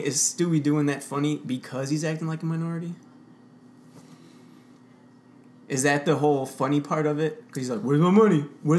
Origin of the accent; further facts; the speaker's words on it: Chicago, Illinois, United States; It's about like growing up in Pilsen